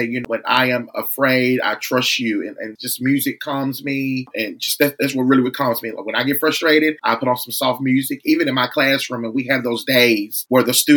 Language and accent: English; Wynne, Arkansas, United States; I was born and raised in Wynn, Arkansas, a very small city